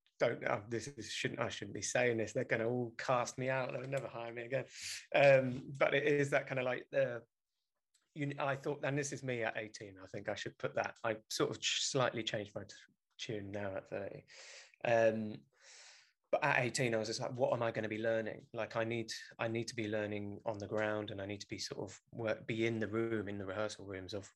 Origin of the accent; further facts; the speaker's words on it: London, United Kingdom; I grew up in South London, born and raised from Welsh parents